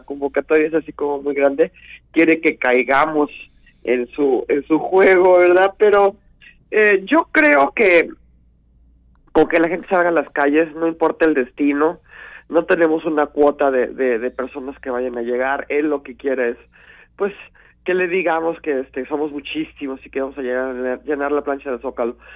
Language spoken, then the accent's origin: Spanish; Mexico; Somos mexicanos.